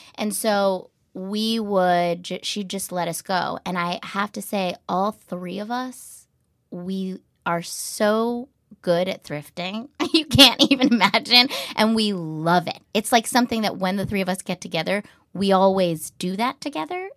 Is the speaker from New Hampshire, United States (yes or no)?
yes; New Hampshire, United States; moved away; I grew up in a really small town in New Hampshire